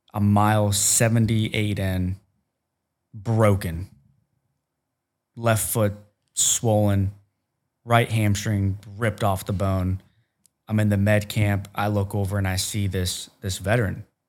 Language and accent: English; Ohio, United States; I'm from Cornfield, Ohio